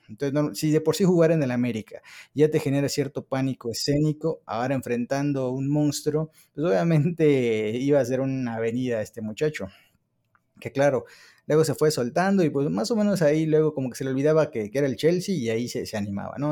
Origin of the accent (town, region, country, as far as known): Mexico